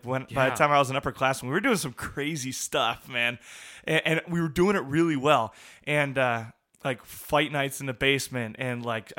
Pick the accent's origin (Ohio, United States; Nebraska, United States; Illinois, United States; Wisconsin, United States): Wisconsin, United States; La Crosse; there were just awesome men in our congregation that I grew up in La Crosse